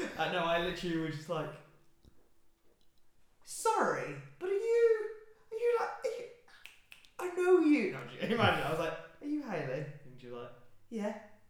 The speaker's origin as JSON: {"language": "English", "town": "Birmingham", "region": "West Midlands", "country": "United Kingdom", "said": "from Birmingham."}